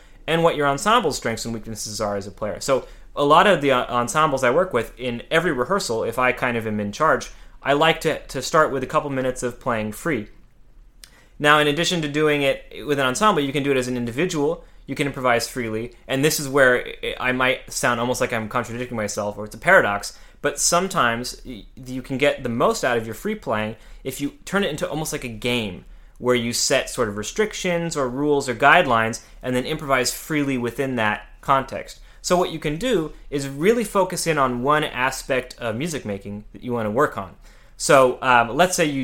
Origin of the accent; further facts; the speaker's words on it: Central California, United States; moved away as an adult; also born or lived in Mojave Desert, California / Los Angeles / New York; I'm from a small town in California in the Mojave Desert, and I grew up in Central California.